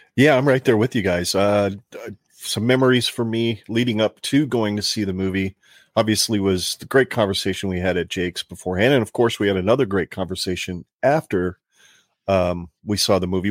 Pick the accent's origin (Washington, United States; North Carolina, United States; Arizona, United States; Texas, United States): Arizona, United States; moved away as an adult; now in Nebraska, United States; growing up in Arizona